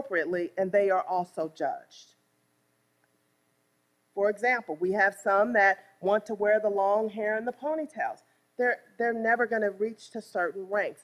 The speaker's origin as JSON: {"language": "English", "town": "East St. Louis", "region": "Illinois", "country": "United States", "tie": "born or raised there", "said": "I was born and raised in East St. Louis, Illinois."}